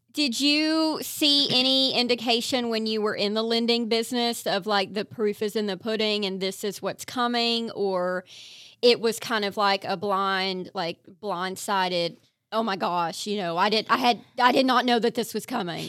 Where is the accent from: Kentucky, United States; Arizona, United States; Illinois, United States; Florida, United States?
Kentucky, United States; eastern; moved away; I'm from eastern Kentucky.